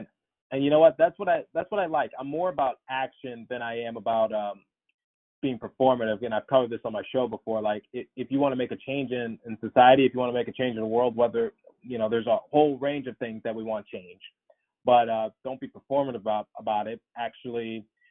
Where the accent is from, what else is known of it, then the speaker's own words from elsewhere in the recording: Philadelphia, Pennsylvania, United States; my hometown team, the Flyers